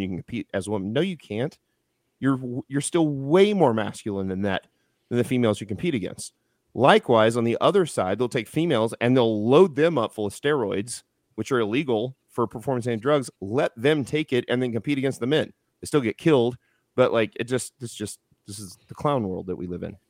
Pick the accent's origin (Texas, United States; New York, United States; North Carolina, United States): Texas, United States; Houston; now in Missouri, United States; I was born in Houston